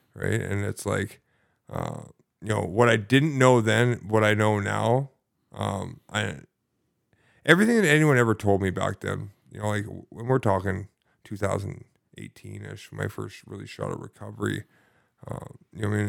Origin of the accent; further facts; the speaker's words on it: Sidney, British Columbia, Canada; I grew up in, uh, lovely Sydney, British Columbia.